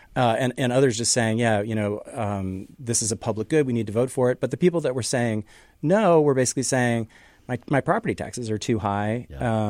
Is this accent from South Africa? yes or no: no; Canada; now in Seattle, United States; I'm from Canada originally